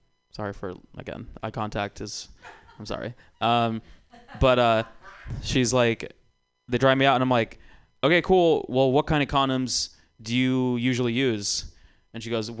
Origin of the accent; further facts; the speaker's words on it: Georgia, United States; now in California, United States; I grew up in Georgia